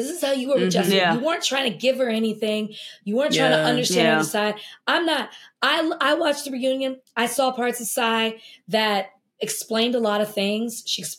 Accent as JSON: {"language": "English", "town": "Brooklyn", "region": "New York", "country": "United States", "said": "I don't like when people are constantly reminding me I'm from Brooklyn."}